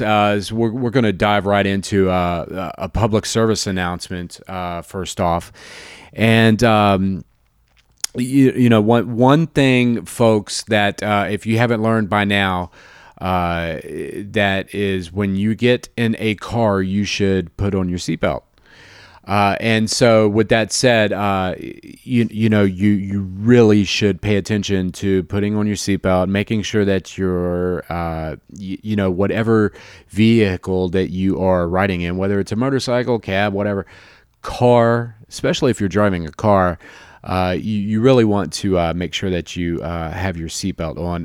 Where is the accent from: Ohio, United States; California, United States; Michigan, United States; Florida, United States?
Florida, United States; Jacksonville; moved away; born and raised in Jacksonville, Florida